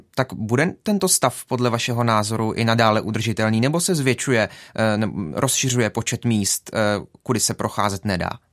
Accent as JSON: {"language": "Czech", "town": "Jeseník", "region": "Olomouc Region", "country": "Czechia", "said": "Sám jsem z Jeseníku"}